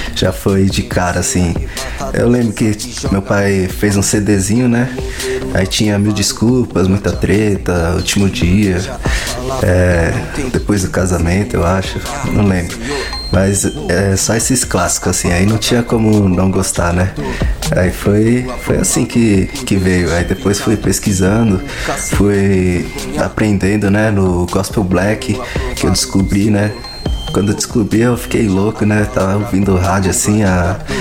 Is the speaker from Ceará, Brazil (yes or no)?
no; Santo André, São Paulo, Brazil; sou aqui de Santo André, né? São Paulo.